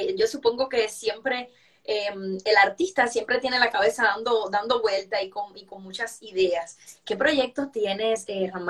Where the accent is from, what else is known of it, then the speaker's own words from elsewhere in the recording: Santiago de Cuba, Cuba; Bueno, yo soy santiaguera